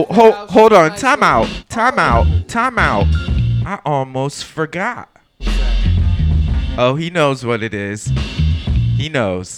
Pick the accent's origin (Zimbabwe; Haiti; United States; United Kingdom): United States; East Coast; now in Oakland, United States; We broadcasting out of Oakland, California. But I grew up on the East Coast